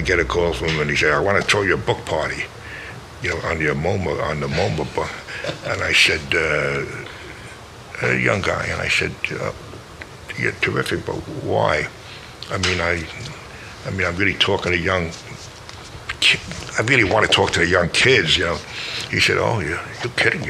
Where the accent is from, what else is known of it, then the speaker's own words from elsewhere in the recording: New York City, New York, United States; I'm from the Bronx